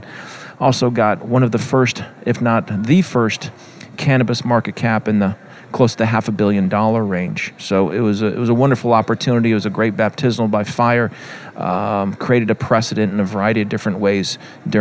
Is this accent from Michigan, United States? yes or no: no; California, United States; I'm from California